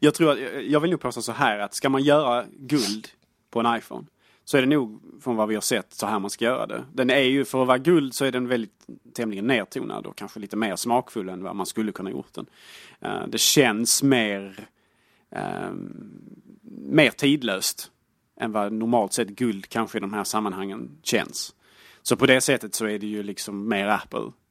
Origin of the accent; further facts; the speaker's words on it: Sweden; Jag är svensk